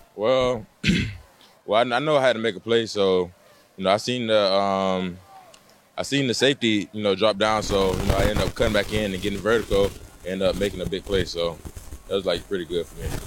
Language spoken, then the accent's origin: English; Alabama, United States; now in Texas, United States; I'm originally from Alabama